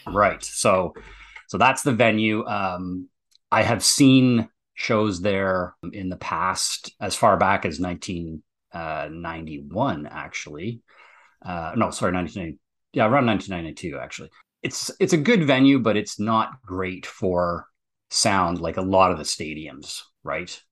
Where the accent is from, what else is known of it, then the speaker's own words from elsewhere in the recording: near Sudbury, Ontario, Canada; a little town up near my hometown called Sudbury